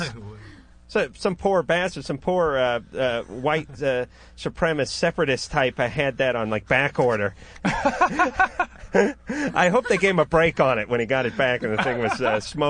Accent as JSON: {"language": "English", "town": "Los Angeles", "region": "California", "country": "United States", "tie": "born or raised there", "said": "over here in my hometown of North Hollywood"}